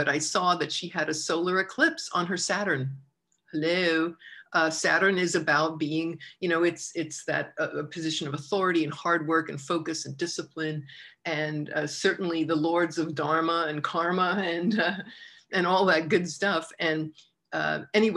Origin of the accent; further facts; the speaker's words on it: Long Island, New York, United States; growing up on Long Island